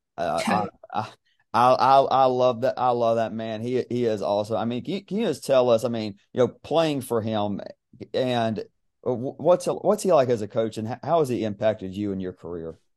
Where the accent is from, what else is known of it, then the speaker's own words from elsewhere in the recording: near Georgia Southwestern, United States; that's like twenty minutes from from my hometown